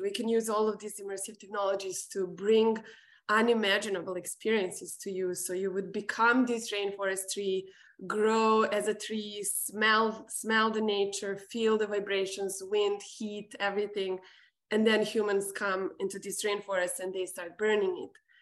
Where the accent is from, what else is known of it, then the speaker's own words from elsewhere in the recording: Serbia; moved away; me growing up in Serbia